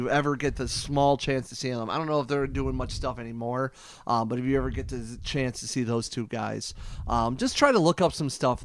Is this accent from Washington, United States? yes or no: no; Akron, Ohio, United States; moved away as an adult; now in Toledo, United States; I'm technically a transplant from Toledo. I originally was born and raised in Akron, Ohio